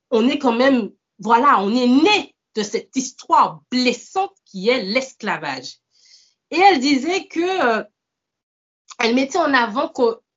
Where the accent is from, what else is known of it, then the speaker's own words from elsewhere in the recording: Martinique, France; Moi, je, je suis martiniquaise, mais on est quand même, on va tout le temps le répéter, mais c'est vrai, on est quand même euh